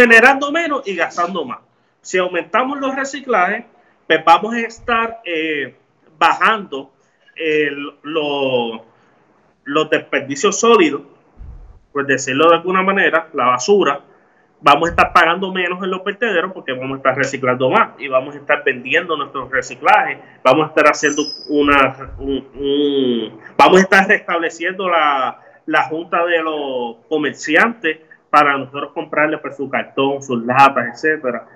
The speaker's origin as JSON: {"language": "Spanish", "town": "Ciales", "country": "Puerto Rico", "said": "a mi pueblo de Ciales"}